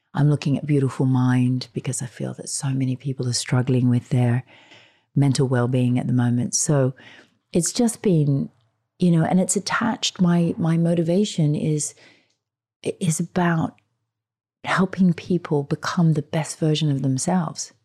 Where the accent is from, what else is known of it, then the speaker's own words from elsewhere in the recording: Australia; being Australian